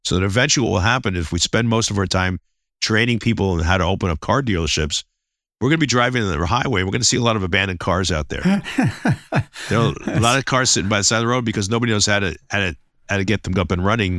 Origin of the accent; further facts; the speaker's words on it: New York City, New York, United States; I'm originally from the Bronx, and you know, sort of kind of tough, rough and ready approach.